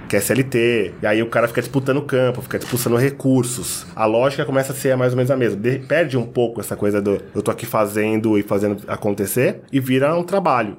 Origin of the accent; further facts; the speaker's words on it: Osasco, São Paulo, Brazil; Eu cresci na favela em Osasco.